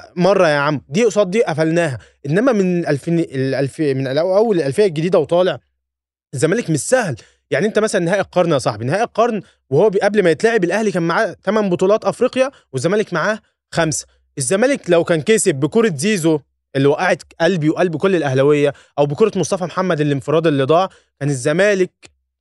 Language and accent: Arabic; Egypt; انا كمصري